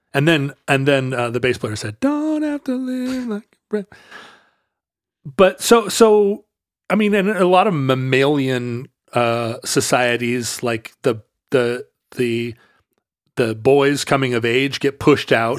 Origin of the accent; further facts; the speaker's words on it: Alaska, United States; moved away; also born or lived in Seattle; I grew up in Alaska